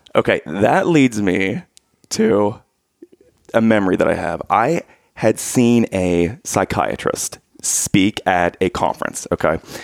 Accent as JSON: {"language": "English", "town": "Lancaster", "region": "Ohio", "country": "United States", "tie": "born or raised there", "said": "when I was growing up, my dad was a pastor in, in, Lancaster"}